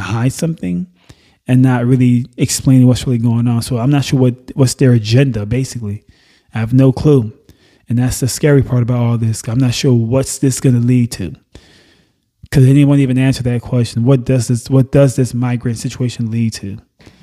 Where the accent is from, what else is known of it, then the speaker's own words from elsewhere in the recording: Nassau, Bahamas; also born or lived in Haiti (parents); now in United States; I wasn't born in the U.S. Mm-mm. I was born in Nassau, Bahamas.